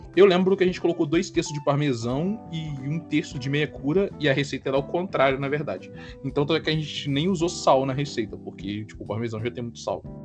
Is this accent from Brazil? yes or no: yes; Minas Gerais, Brazil; Como bom mineiro